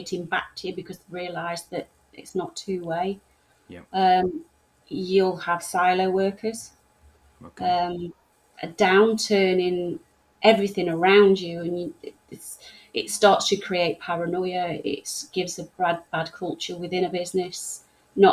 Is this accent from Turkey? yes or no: no; England, United Kingdom; I'm English